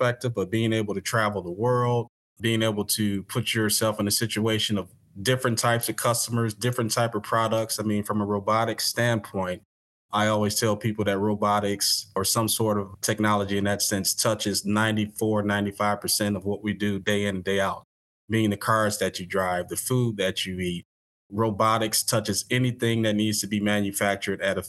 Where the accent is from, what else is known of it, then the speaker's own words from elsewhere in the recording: Detroit, Michigan, United States; moved away as an adult; also born or lived in Springfield, Illinois; I grew up in Detroit